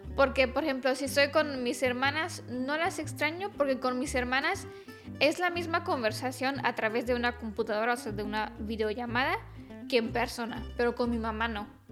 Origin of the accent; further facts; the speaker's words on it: Romania; Spanish is a second language; mi esposito es mexicano, yo soy rumana